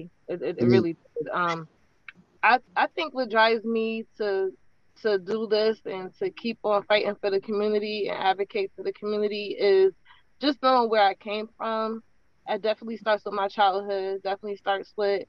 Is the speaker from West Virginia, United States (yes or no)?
no; New Haven, Connecticut, United States; I am from New Haven. Particularly, I grew up in the Farnham Court area of Fairhaven